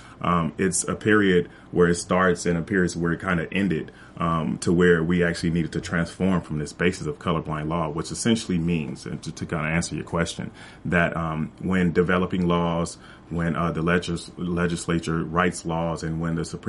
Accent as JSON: {"language": "English", "town": "Compton", "region": "California", "country": "United States", "tie": "born or raised there", "said": "I grew up in Compton, California"}